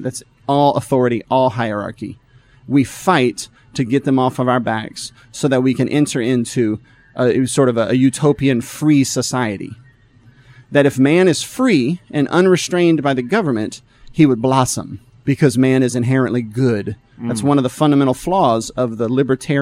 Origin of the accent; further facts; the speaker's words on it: the South, United States; Now, I'm from the South. I'm a Southerner.